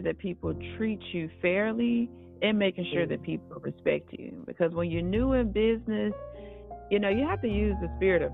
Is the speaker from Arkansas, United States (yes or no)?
yes; Arkansas, United States; now in California, United States; I was born in Arkansas. I currently reside in California